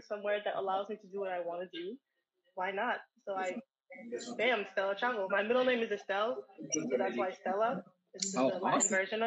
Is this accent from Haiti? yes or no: yes; Haiti; also born or lived in New Jersey, United States; now in Linden, United States; originally born and raised in Haiti